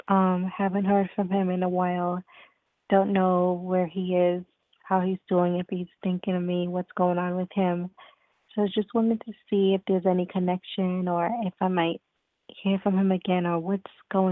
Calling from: New York, United States; I'm calling from New York.

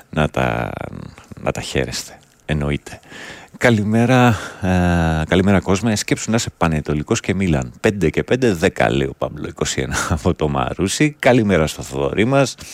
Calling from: Germany; Είμαι από τη Γερμανία και δεν βλέπω στην Ελλάδα κανένα να καθαρίζει το γύρο-γύρο του σπιτιού του.

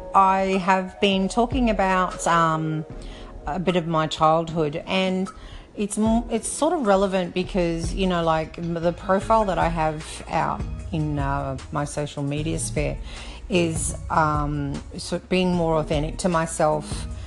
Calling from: Brisbane, Queensland, Australia; I'm calling from Brisbane Down Under.

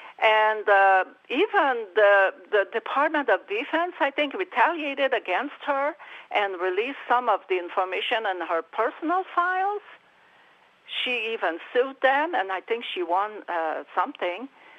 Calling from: Mineral, Virginia, United States; I'm from Mineral, Mark.

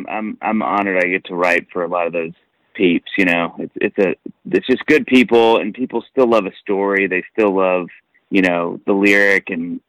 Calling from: Nashville, Tennessee, United States

